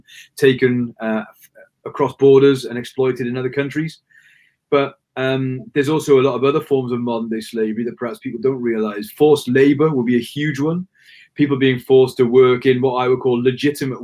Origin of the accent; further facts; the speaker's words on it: Wales, United Kingdom; I'm Welsh born. Never really left, to be honest with you. Still living in Cardiff now